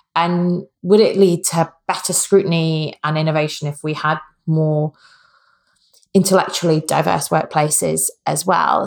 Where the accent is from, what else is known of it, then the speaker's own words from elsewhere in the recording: Wales, United Kingdom; I'm Welsh